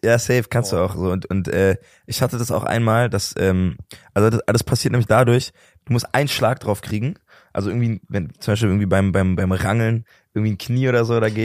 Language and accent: German; Berlin, Germany; ich komme aus Berlin, ich lebe immer noch da und ich find's immer noch super geil